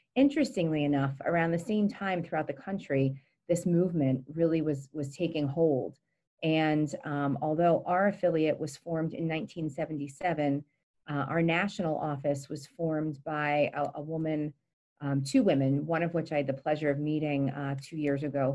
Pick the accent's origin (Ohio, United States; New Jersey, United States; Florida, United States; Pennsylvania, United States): Pennsylvania, United States; Gettysburg; also born or lived in Montgomery County, Pennsylvania; I grew up in Gettysburg